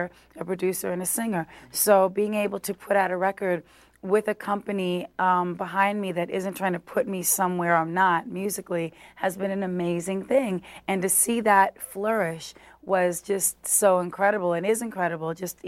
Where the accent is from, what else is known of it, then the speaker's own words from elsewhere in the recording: New York, United States; in the center of, you know, New York, where I grew up